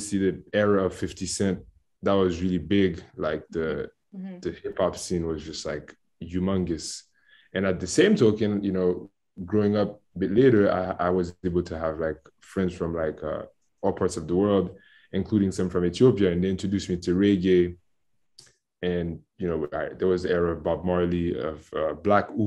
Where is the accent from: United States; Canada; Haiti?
Haiti; Port-au-Prince; first language Haitian Creole and French; English is a second language; moved away as an adult; growing up in Haiti